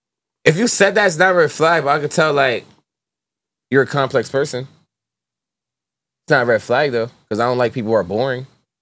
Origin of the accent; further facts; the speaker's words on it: New York City, New York, United States; moved away; I'm from Brooklyn.